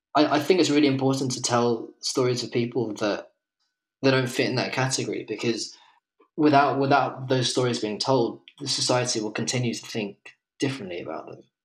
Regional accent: England, United Kingdom; moved away as an adult; also born or lived in Colombia / London; now in Lisbon, Portugal; I'm an English photographer, photographic artist, I guess, living in Lisbon

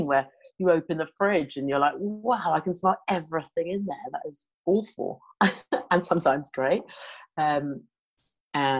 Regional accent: Hampshire, South East England, United Kingdom; I'm from Hampshire in the UK, so like the southeast part.

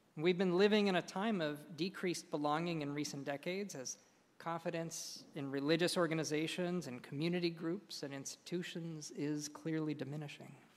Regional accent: Southern California, United States; I grew up in Southern California

